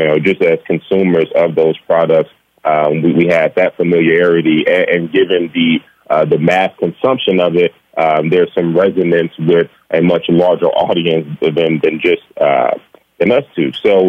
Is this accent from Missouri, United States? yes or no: no; Gary, Indiana, United States; As you mentioned, we are born and raised in Gary, Indiana. We actually grew up a rock's throw from each other on the same block